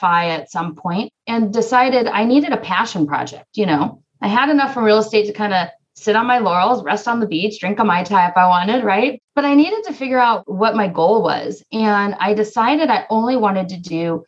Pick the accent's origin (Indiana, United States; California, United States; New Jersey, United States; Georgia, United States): California, United States; Southern; also born or lived in Northeast Ohio; now in Ohio, United States; We're from Southern California originally